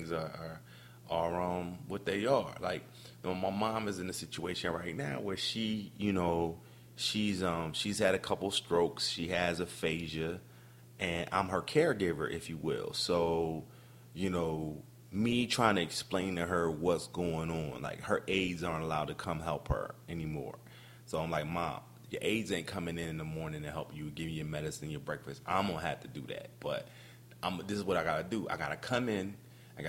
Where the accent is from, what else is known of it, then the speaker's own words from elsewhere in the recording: Camden, New Jersey, United States; I'm from Camden, New Jersey, and you know, we didn't have a lot. I mean, we didn't have a lot growing up